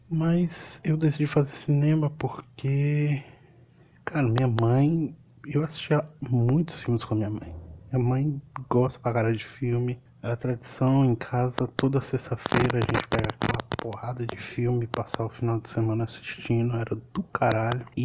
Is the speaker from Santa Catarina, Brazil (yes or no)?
no; Pirapora, Minas Gerais, Brazil; born there; Eu sou mineiro, nasci no norte de Minas Gerais, Pirapora, uma cidade quente para um caralho odeio calor.